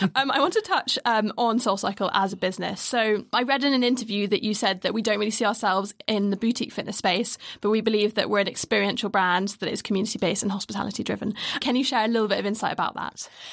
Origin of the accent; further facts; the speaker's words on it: United Kingdom; we're very British